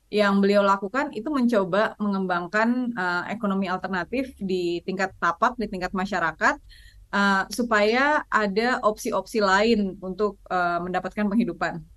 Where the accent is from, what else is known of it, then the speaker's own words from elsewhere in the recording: Aceh, Indonesia; Saya orang Aceh, kawasan ekosistem Loiser itu ada di Aceh, jadi saya memilih untuk melindungi apa yang apa yang dekat.